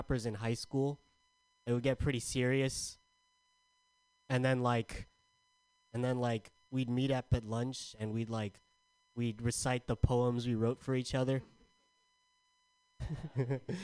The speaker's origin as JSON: {"language": "English", "town": "San Diego", "region": "California", "country": "United States", "said": "I'm from San Diego."}